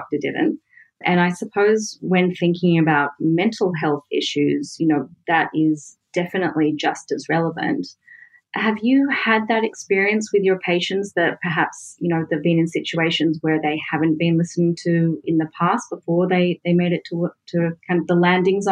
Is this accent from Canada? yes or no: no; Australia; accent: Australian; moved away; I'm Australian, as my accent is extremely evident